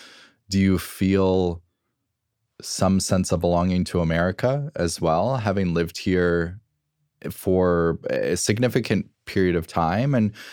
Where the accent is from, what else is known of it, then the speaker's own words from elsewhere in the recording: United States; I'm American. I grew up here. I am just an American.